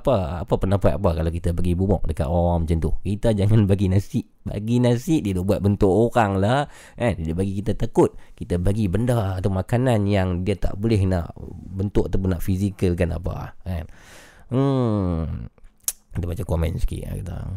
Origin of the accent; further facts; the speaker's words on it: Yan, Kedah, Malaysia; Saya dari Yan Kedah.